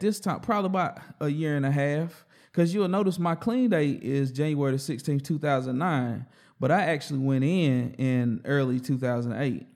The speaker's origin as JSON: {"language": "English", "town": "Hickory", "region": "North Carolina", "country": "United States", "tie": "born or raised there", "also_born_or_lived": "Forest City, North Carolina / Shelby, North Carolina / Lawndale, North Carolina / Asheville, North Carolina", "said": "I'm a straight North Carolinian."}